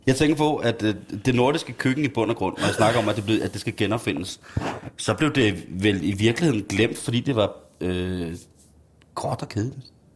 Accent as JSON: {"language": "Danish", "area": "Himmelev", "region": "Zealand", "country": "Denmark", "tie": "born or raised there", "said": "i Himmelæv, i mit barndomshjem"}